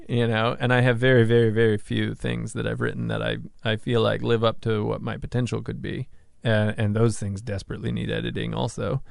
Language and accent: English; Massachusetts, United States; moved away; also born or lived in New York / Hawaii; my hometown out of Mass